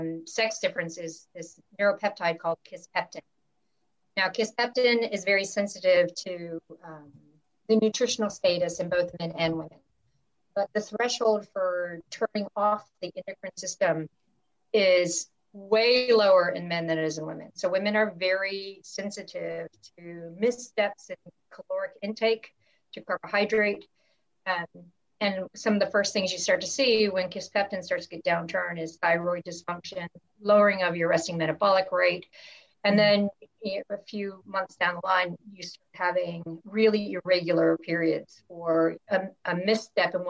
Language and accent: English; United States; growing up in the States